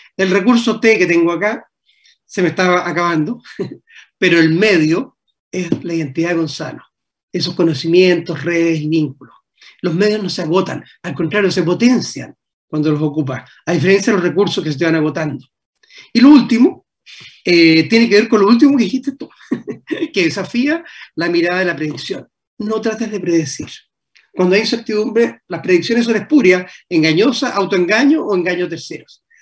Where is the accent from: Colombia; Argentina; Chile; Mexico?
Chile; also born or lived in Paris, France; como chilenos